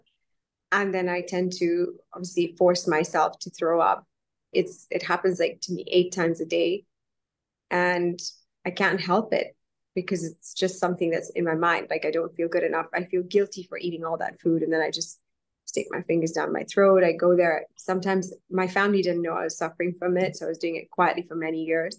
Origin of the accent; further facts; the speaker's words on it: London, United Kingdom; also born or lived in Kenya; I'm from London. I'm a banker. I live here.